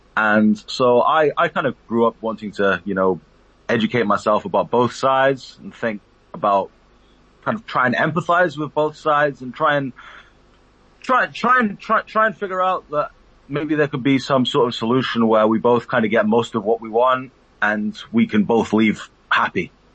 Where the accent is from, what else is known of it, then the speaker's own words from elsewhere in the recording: United Kingdom; I'm a British Palestinian my father was born in the West Bank